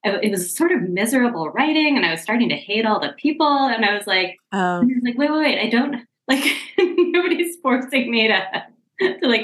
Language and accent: English; Seattle, Washington, United States; I grew up in Seattle, Washington.